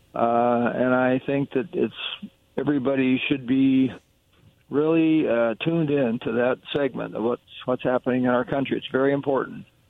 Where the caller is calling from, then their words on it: Kennewick, Washington, United States; calling from Kennewick